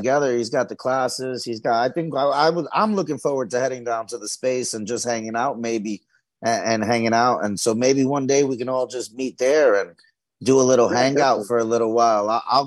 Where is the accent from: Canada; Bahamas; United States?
United States; New York City, New York; moved away; I'm originally from New York and Brooklyn